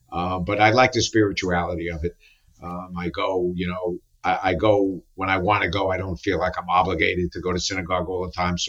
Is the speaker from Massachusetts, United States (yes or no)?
no; New York City, New York, United States; I was born in the Bronx, near really? Yankee Stadium. Yeah, near Yankee Stadium. We lived with my grandmother and grandfather, my mother's parents at the time.